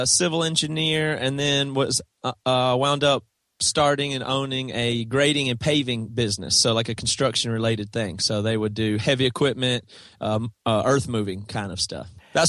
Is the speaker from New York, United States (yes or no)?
no; South Carolina, United States; That's right. Yeah. Toby and Devin and Joel and our original drummer Seth all are from South Carolina. Small town. Same town.